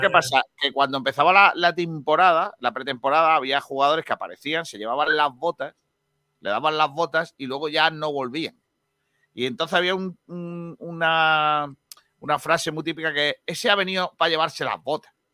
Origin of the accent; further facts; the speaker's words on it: Rincón de la Victoria, Andalusia, Spain; en el Club Deportivo Rincón, cuando yo jugaba